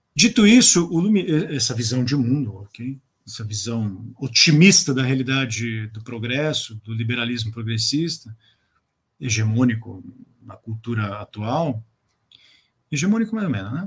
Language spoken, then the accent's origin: Portuguese; Brazil; nós nos autocompreendemos como brasileiros